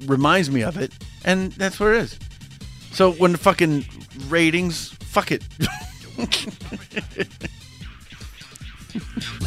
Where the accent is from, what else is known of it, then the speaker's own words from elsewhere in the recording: Boston, Massachusetts, United States; I'm from Boston